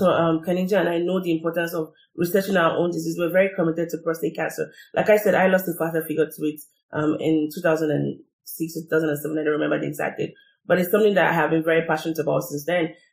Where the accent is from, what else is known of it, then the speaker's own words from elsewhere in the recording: Nigeria; from my experience being Nigerian